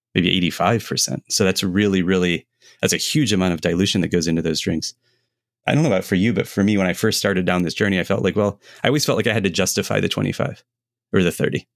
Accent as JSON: {"language": "English", "country": "United States", "said": "as an American"}